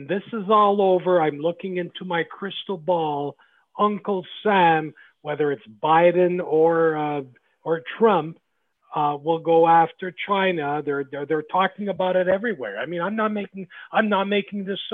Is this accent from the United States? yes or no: no; Canada; I'm a proud Canadian like the rest of you, born and raised in Canada